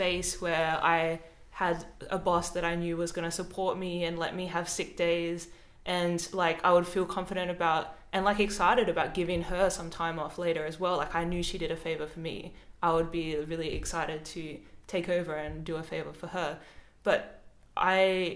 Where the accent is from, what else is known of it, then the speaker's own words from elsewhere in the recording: Adelaide, South Australia, Australia; moved away as an adult; now in Melbourne, Australia; I'm from Adelaide. I moved to Melbourne.